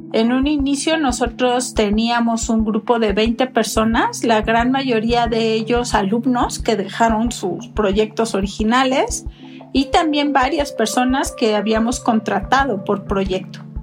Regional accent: Mexico; en mi país

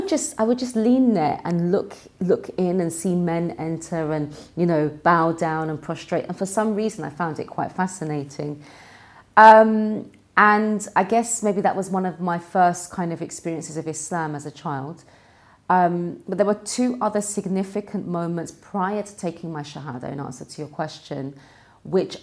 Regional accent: London, United Kingdom; I was born and raised in London

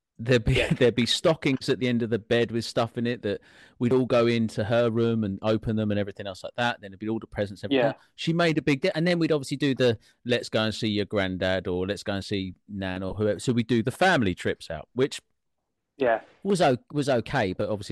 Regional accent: Welsh, Wales, United Kingdom; I'm Welsh.

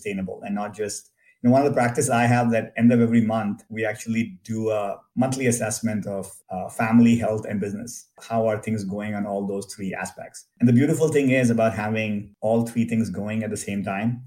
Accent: India; moved away as an adult; now in Silicon Valley, United States; I grew up in India in a middle-class family

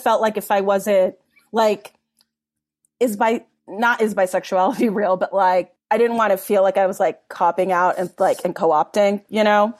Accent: Los Angeles, California, United States; I grew up in Mount Washington in Los Angeles

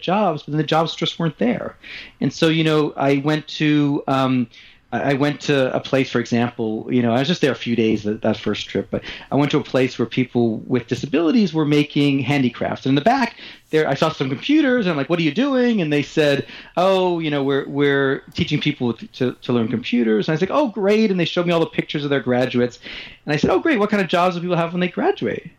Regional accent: Montreal, Quebec, Canada; I grew up in Montreal

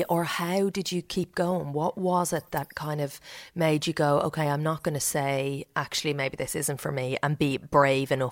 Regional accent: Leinster, Ireland; grew up in Meath. I suddenly came.

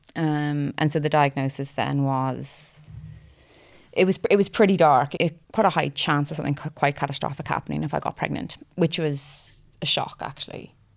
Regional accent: Ireland; now in Cardiff, United Kingdom; originally from Ireland. Uh, we live in Cardiff.

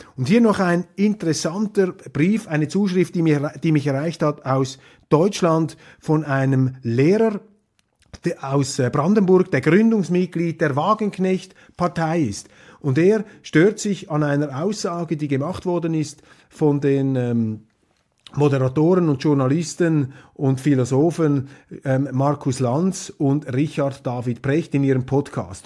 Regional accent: Switzerland; als Schweizer Demokrat

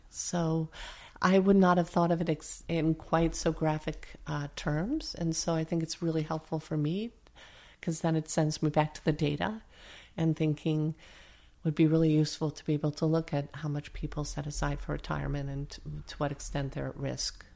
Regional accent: upstate New York, United States; moved away; I come from the hard scrabble part of New York State.

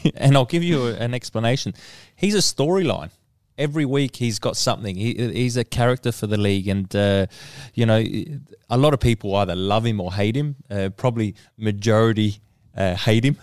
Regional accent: Australia

